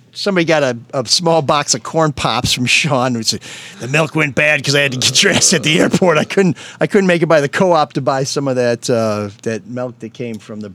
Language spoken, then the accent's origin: English; Grosse Pointe, Michigan, United States; I grew up in Grosse Pointe.